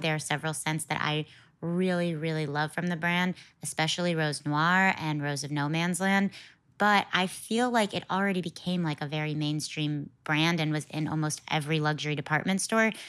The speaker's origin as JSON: {"language": "English", "region": "Connecticut", "country": "United States", "said": "I'm from Connecticut"}